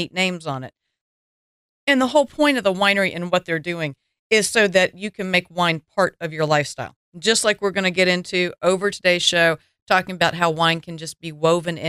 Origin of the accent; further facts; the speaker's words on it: the South, United States; accent: Southern; my Southern accent